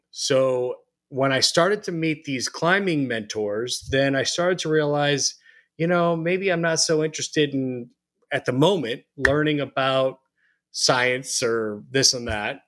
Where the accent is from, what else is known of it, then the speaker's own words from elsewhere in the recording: Phoenix, Arizona, United States; moved away as an adult; also born or lived in Missouri / Colorado Springs, Colorado; now in Denver, United States; I was born and raised in Phoenix, Arizona